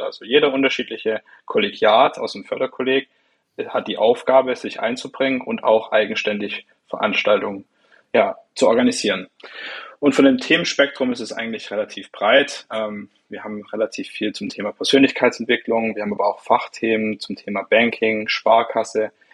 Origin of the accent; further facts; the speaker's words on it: Swabian Jura, Baden-Württemberg, Germany; ich komme aus von der Schwäbischen Alb